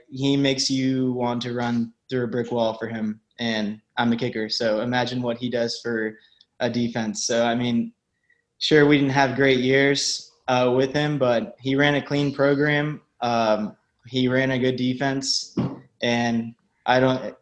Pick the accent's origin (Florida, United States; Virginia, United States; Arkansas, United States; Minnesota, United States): Florida, United States; Ocala; I grew up in Ocala, so everybody's a Gator fan there